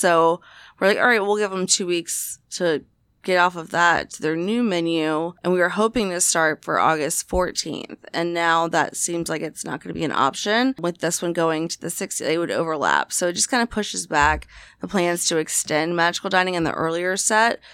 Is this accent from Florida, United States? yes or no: yes; Jacksonville, Florida, United States; my hometown in Duval, Jacksonville, Florida